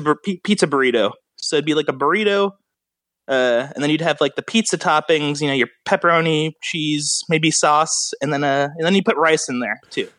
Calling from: Los Angeles, California, United States; I'm calling from Los Angeles

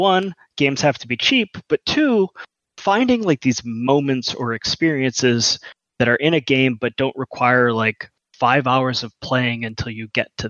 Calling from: Kentucky, United States; I'm calling from Kentucky.

